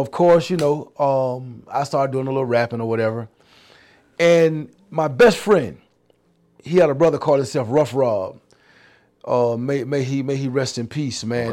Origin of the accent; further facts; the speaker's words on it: New York City, New York, United States; also born or lived in Harlem / Jesup, Georgia; I grew up in Brooklyn, Bedford Stuyvesant, I'm born in Harlem